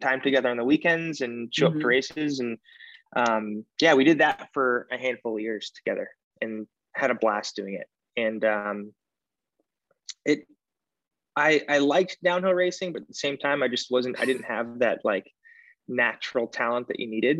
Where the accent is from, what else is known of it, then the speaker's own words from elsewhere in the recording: Phoenix, Arizona, United States; I grew up in Phoenix, Arizona.